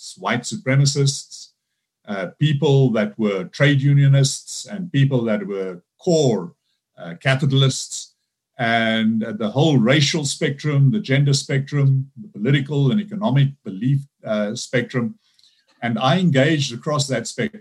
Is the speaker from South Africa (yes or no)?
yes; South Africa; I'm a South African, Dutch descent, but my ancestors came to South Africa in the late 1600s, so born and bred African. So one of the biggest things is that I grew up under apartheid